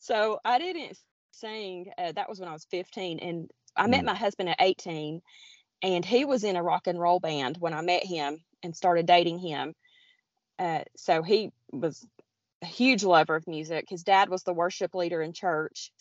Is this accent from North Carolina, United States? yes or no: yes; Blue Ridge Mountains of North Carolina, United States; I am from the Appalachian Mountains or the Blue Ridge Mountains of North Carolina. I am right near Grandfather Mountain